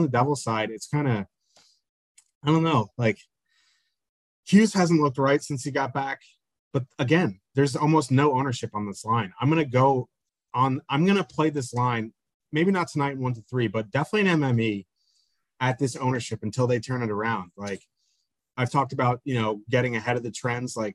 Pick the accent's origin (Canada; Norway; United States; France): Canada; I am Canadian, so no comment. I, I, live in New Jersey.